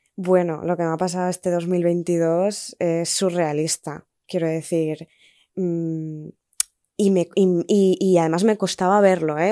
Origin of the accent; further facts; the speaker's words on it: Spain; moved away as an adult; hace ocho meses, nueve meses, que me fui de España